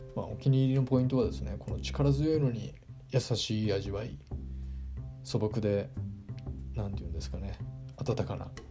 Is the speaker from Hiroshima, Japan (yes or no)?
yes; Hiroshima, Japan; now in Tokyo, Japan; まあ出身が広島なんですけど、広島の田舎から上京してきて